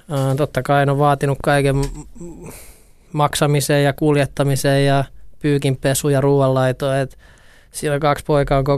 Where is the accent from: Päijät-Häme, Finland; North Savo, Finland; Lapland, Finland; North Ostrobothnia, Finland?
North Ostrobothnia, Finland; Oulu; Mä tulin Oulusta IFK, siitäkin tuli jotenkin kauhean iso juttu